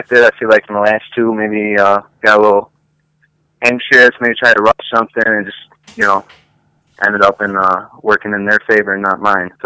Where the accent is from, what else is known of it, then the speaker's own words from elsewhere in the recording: Batavia, New York, United States; also born or lived in Bergen, New York; I'm from Batavia originally, so it's kind of like my hometown